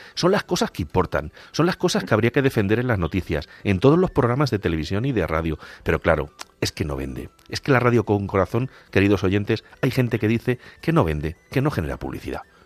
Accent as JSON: {"language": "Spanish", "town": "Agudo", "region": "Castilla-La Mancha", "country": "Spain", "said": "soy hermano de una hermandad en mi pueblo en Agudo"}